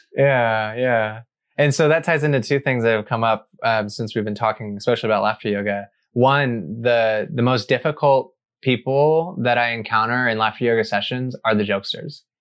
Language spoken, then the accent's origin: English; Arkansas, United States; I grew up in Arkansas